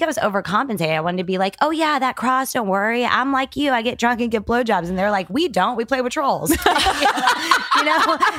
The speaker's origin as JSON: {"language": "English", "town": "San Antonio", "region": "Texas", "country": "United States", "tie": "born there", "said": "Well, I was born in San Antonio, Texas, but we moved all the time."}